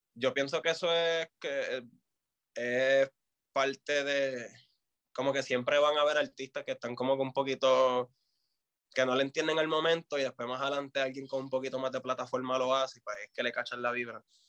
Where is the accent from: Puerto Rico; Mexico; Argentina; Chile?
Puerto Rico; Fajardo; also born or lived in Vieques; yo vengo de Vieques y de Fajardo